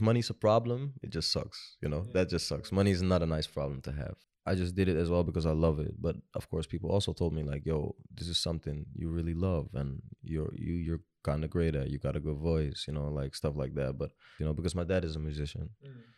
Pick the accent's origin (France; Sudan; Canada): Sudan; I am originally from Sudan